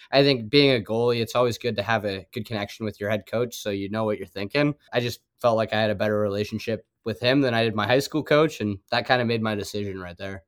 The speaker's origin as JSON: {"language": "English", "region": "Colorado", "country": "United States", "moved": "as an adult", "lives_now": "Kansas, United States", "said": "Being from Colorado and coming to K U"}